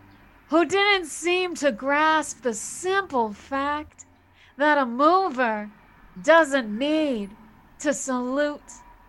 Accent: United States; now in Chicago, United States; I am an American of Polish descent

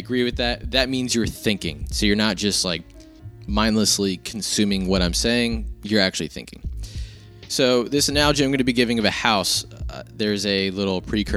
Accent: New Jersey, United States; I grew up in Jersey

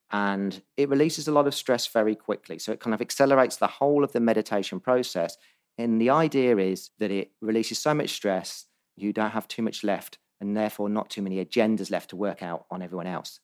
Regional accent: Northampton, East Midlands, United Kingdom; also born or lived in Bondi, Sydney, Australia; now in Sydney, Australia; Northampton where I grew up in England

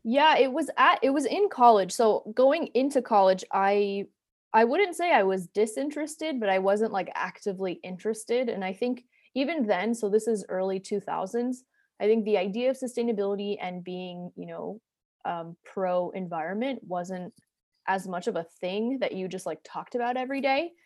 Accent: New Jersey, United States; moved away as an adult; also born or lived in Atlanta; now in Brooklyn, United States; I grew up in New Jersey. I live in Brooklyn now

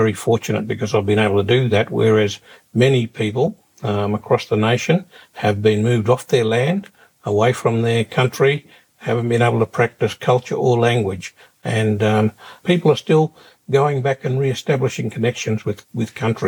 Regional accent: Darwin, Northern Territory, Australia; growing up in Darwin, you know, which is a great place to grow up

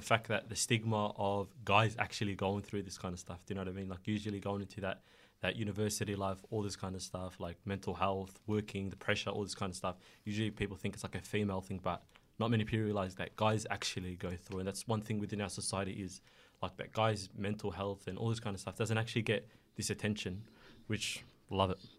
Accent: Melbourne, Victoria, Australia; also born or lived in Somalia; I've been living in Melbourne ever since

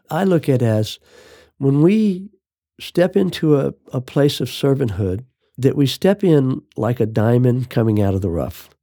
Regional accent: Phoenix, Arizona, United States; I was raised in Phoenix, Arizona

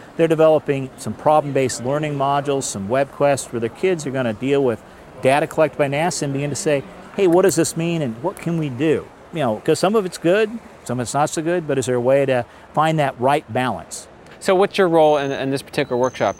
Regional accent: Kansas, United States; I'm from I'm from Kansas

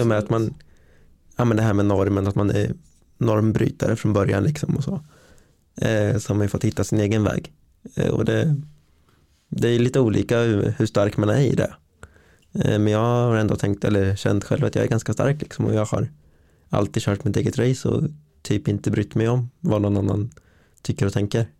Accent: Linköping, Östergötland, Sweden; född och uppvuxen här i Linköping

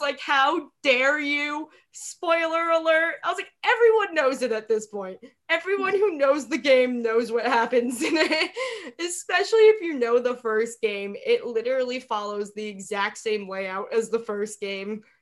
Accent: New York, United States; moved away as an adult; also born or lived in Minnesota; I'm from New York, but I went to college in Minnesota.

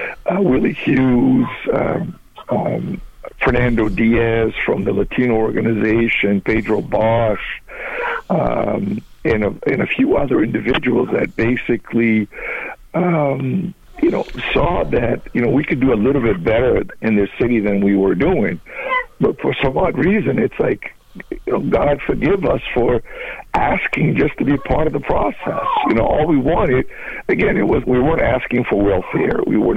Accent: Angola; moved away; because I came from Angola in the early 70s, in a sense, we're in the middle of a civil war

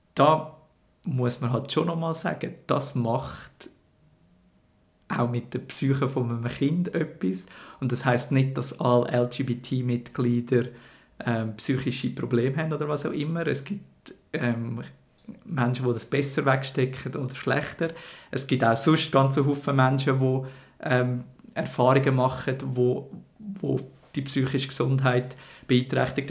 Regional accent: Schwyz, Switzerland; bin ohne Internet dazu aufgewachsen und im Kanton Schweiz

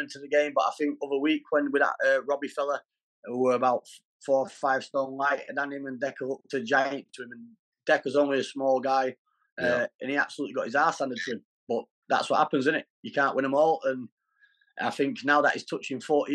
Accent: Doncaster, Yorkshire and the Humber, United Kingdom; now in Derbyshire, United Kingdom; I'm from Doncaster, but I'm not in Doncaster at the minute. I'm in Derbyshire

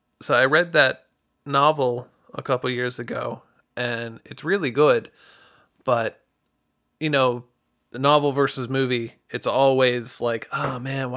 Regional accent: Greencastle, Pennsylvania, United States; I come from Greencastle, PA, and nobody knows where that is either.

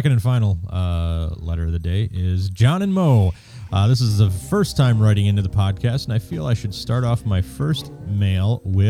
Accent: United Kingdom; Being British, I try to avoid embarrassment and confrontation at all costs.

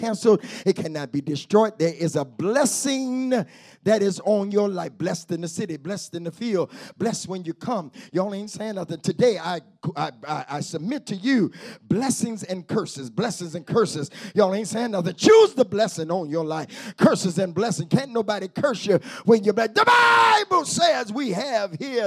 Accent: Detroit, Michigan, United States; I grew up on Mack and French Road, right down the street from Mack and Bewick

